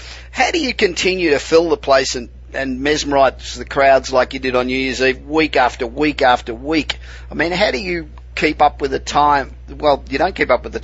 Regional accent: Australia; moved away as an adult; now in Los Angeles, United States; I'm originally from Australia. I've been living in Los Angeles for 25 years, but I'm originally Australian

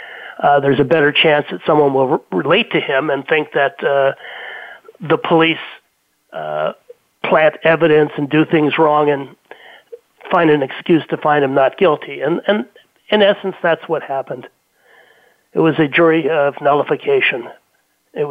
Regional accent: Los Angeles, California, United States; also born or lived in Beverly Hills / Bighorn, California; I grew up in Brentwood, a couple blocks from OJ's house

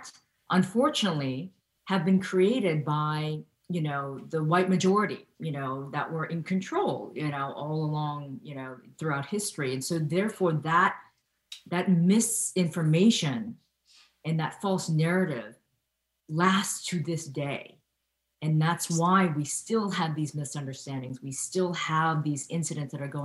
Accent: Ohio, United States; I grew up in Ohio in the 1970s and 80s

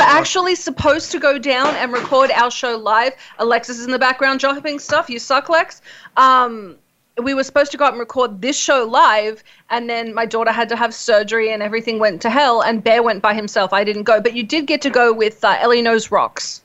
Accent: Australia; I'm Australian

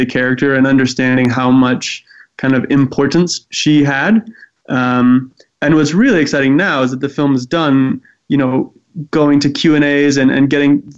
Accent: Eswatini; I grew up in Swaziland, now actually called Eswatini

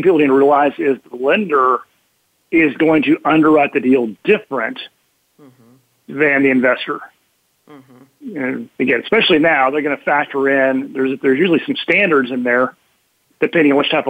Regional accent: Oklahoma, United States; we're Americans, we're Midwest. I grew up in Oklahoma

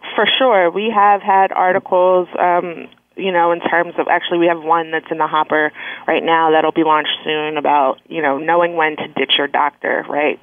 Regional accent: Philadelphia, Pennsylvania, United States; now in Washington, D.C., United States; I'm originally from Philadelphia, um, and I currently um, live, work, and play in Washington, D.C.

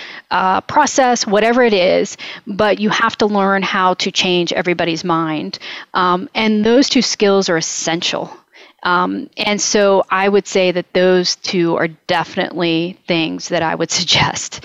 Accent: Moundsville, West Virginia, United States; moved away; where I grew up near Moundsville

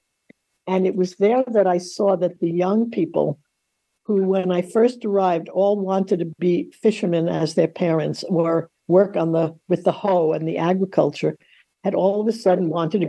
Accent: New York City, New York, United States; also born or lived in Long Island, New York; I grew up in Forest Hills, Queens, in what you might call a wartime public housing project

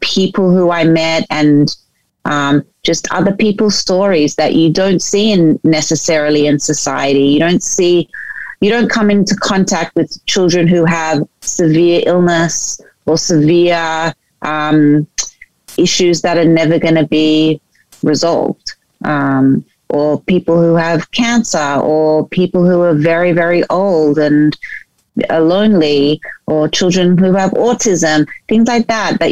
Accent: Sydney, New South Wales, Australia; moved away as an adult; also born or lived in New York, United States; I grew up in Sydney, Australia, but lived in New York for 10 years.

